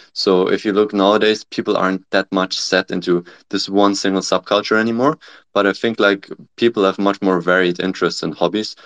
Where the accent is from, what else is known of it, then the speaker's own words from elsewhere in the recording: Germany; moved away as an adult; also born or lived in Nanjing, China / Cambridge, United Kingdom; now in California, United States; I'm originally from Germany